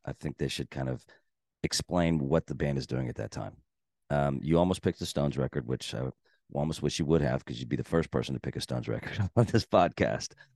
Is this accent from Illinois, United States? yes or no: no; Texas, United States; I'm from Texas